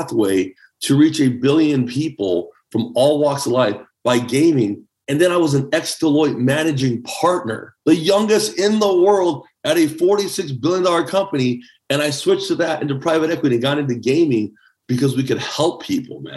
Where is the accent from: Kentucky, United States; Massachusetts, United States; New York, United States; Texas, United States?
Texas, United States; El Paso; English is a second language; also born or lived in Taipei, Taiwan; I'm a kid from El Paso, Texas